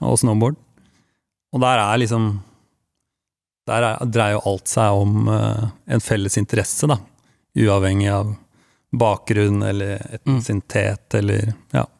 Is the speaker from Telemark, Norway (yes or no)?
yes; Langesund, Telemark, Norway; jeg er fra Langesund